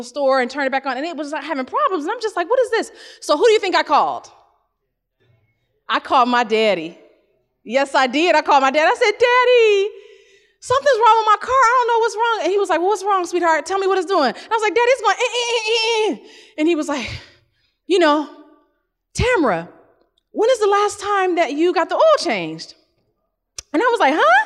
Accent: Ohio, United States; I'm from Ohio

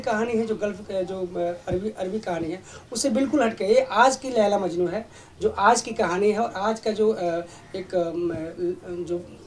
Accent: Lucknow, Uttar Pradesh, India; मैं भी लखनऊ का रहने वाला हूँ

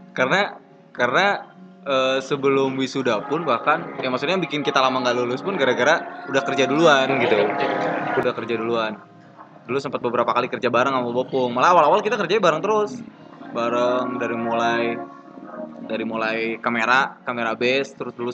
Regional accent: Bandung, West Java, Indonesia; maksudnya gue besar di Bandung keluarga PNS ya dari kecil anak guru gitu

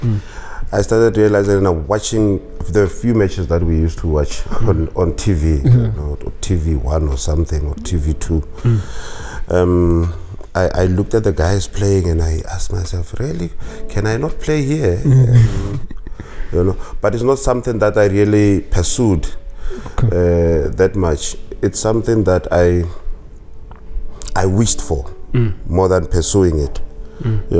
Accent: Pretoria, Gauteng, South Africa; also born or lived in Mabopane; I grew up in Atteridgeville and used to play in the streets

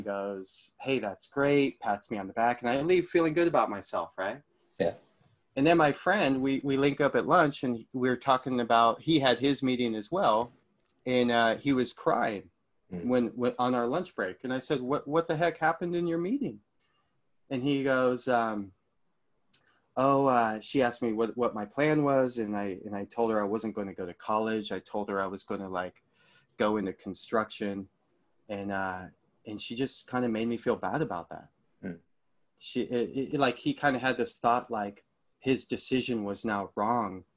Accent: Marin, California, United States; Growing up in Marin

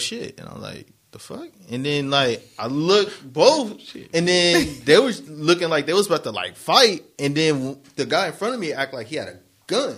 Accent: Harbor City, California, United States; I was born in Harbor City

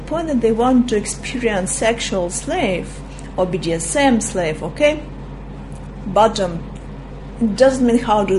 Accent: Russia; English is a second language; You see, as I'm from Russia, and I was born in a time that once we were talking about sexual preferences

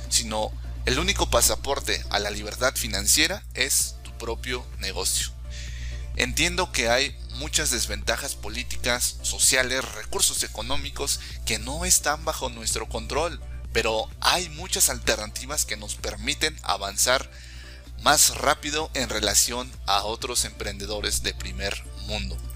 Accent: Mexico; also born or lived in Canada; soy mexicano, por ende latinoamericano. Para ser exacto, conozco cómo funciona todo el sistema en México y en Latinoamérica.

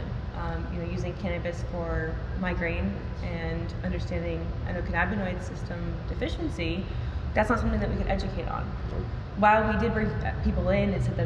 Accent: Massachusetts, United States

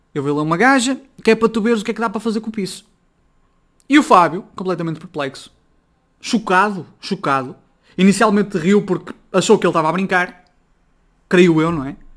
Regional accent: Braga, Norte, Portugal; Eu sou de Braga, sou do Norte

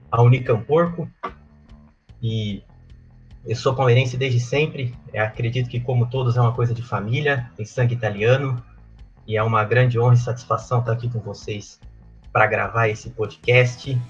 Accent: Mogi Guaçu, São Paulo, Brazil; also born or lived in Campinas; eu sou natural de Mogi Guaçu

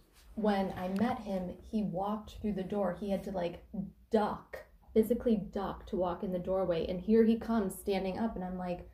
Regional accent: Harrison Township, Michigan, United States; also born or lived in Chesterfield; I grew up in Harrison Township

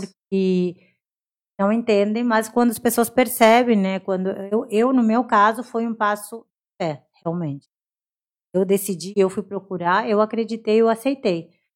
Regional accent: Brazil; eu sou brasileira, sou brasileira

